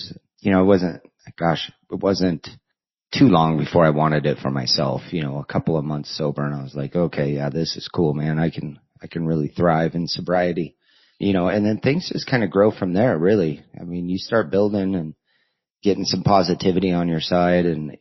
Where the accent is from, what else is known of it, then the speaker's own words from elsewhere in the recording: Colorado, United States; moved away as an adult; also born or lived in Nebraska; Colorado, my hometown area